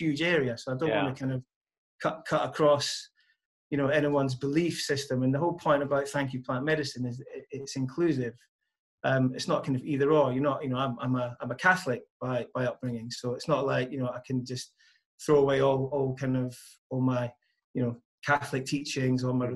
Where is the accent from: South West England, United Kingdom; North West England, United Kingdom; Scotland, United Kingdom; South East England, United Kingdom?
Scotland, United Kingdom; moved away; I come from Scotland originally, and when I was growing up, there was a bowling green